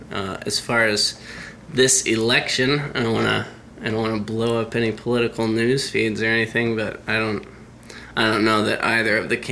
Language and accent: English; Alaska, United States; now in Seattle, United States; I'm from Alaska.